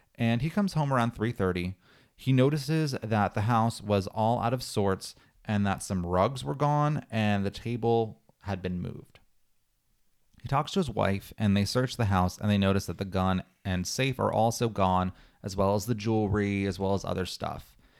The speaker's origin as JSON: {"language": "English", "region": "Pennsylvania", "country": "United States", "said": "I'm from Pennsylvania and we're neighbors, but I'm on the opposite side of the state"}